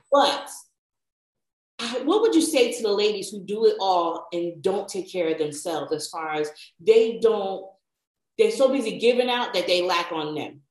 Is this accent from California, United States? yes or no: no; New Jersey, United States; I'm from New Jersey. And there used to be a main little street in our town